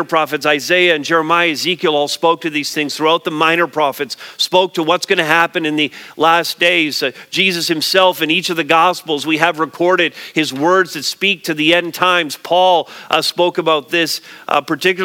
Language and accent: English; Montreal, Quebec, Canada; I grew up in Montreal